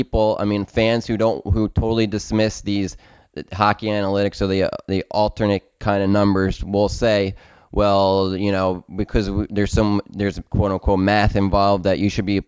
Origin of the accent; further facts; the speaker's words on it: United States; I grew up in the New York area